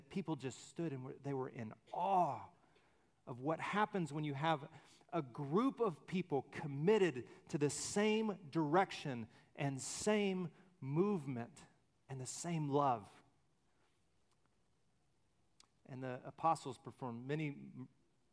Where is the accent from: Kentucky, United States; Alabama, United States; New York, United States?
Alabama, United States; I'm from Alabama. All I've seen are little hills and pine trees